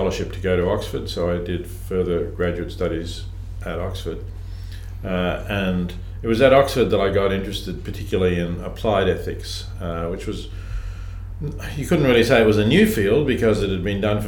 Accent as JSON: {"language": "English", "town": "Melbourne", "region": "Victoria", "country": "Australia", "tie": "born or raised there", "said": "I grew up in Melbourne"}